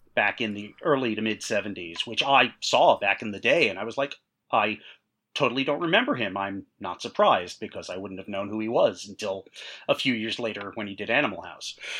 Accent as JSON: {"language": "English", "region": "New York", "country": "United States", "said": "I'm a New Yorker"}